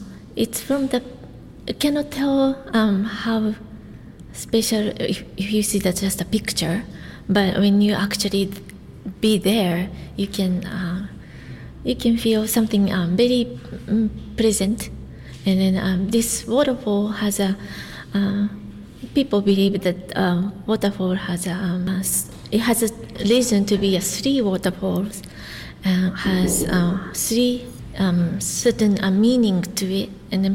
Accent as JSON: {"language": "English", "region": "Gunma", "country": "Japan", "moved": "yes", "lives_now": "Portland, United States", "said": "I'm from Gunma, Japan, which is it's same as Kanto area like Tokyo, but the 2 hour. North from Tokyo"}